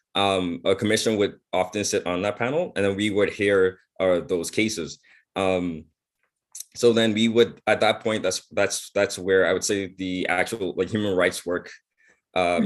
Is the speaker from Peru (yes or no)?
no; Bahamas; now in Prince Edward Island, Canada; I grew up in the Bahamas